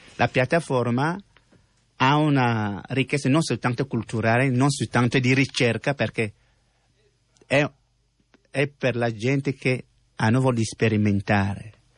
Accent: Cameroon; Italian is a second language; moved away as an adult; now in Italy; io ho lasciato il mio paese, eh, Camerun

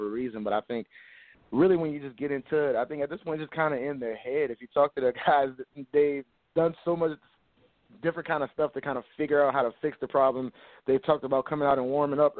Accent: New Orleans, Louisiana, United States; I'm born and raised in New Orleans

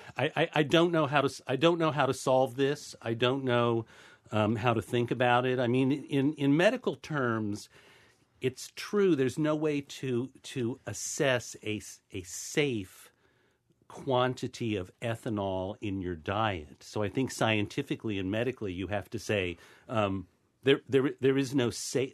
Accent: Ohio, United States; I'm from Ohio.

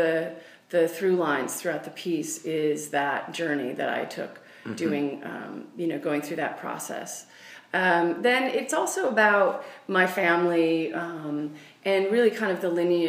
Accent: Washington, United States; where I grew up, which is in Washington State

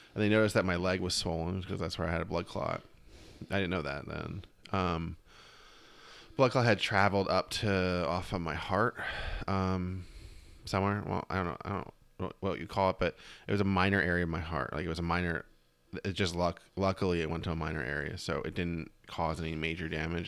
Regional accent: Reading, Pennsylvania, United States; moved away; I just went to one in my hometown

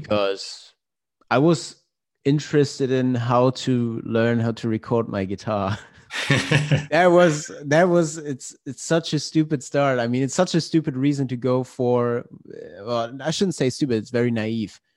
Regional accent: Glücksburg, Schleswig-Holstein, Germany; moved away as an adult; also born or lived in Hamburg; my hometown. It's a small town called Glücksburg um, at the Danish border.

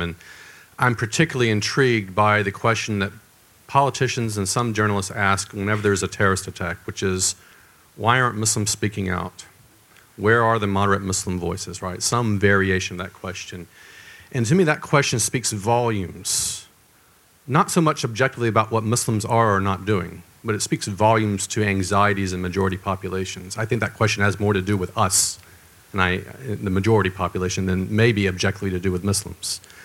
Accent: the South, United States; I'm from the South in the United States.

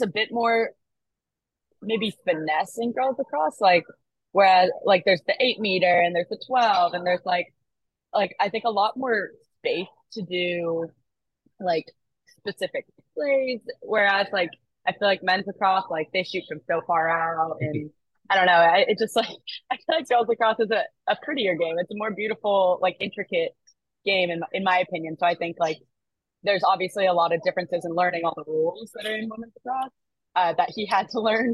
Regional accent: Foxborough, Massachusetts, United States; I'm from Foxborough, so that's right where the stadium is

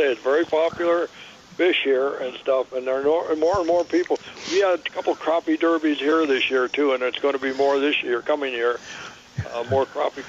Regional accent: Minnesota, United States; now in California, United States; I come from Minnesota.

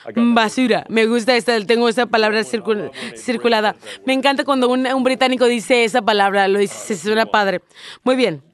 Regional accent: United States; moved away; soy un americano.

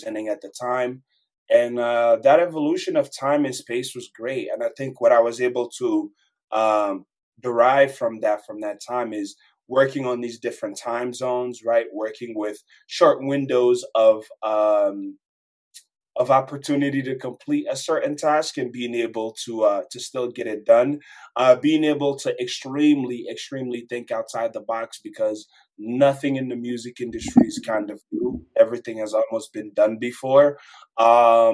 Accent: DR Congo; now in Colorado, United States; I'm a kid from Democratic Republic of Congo, but I live in Colorado now

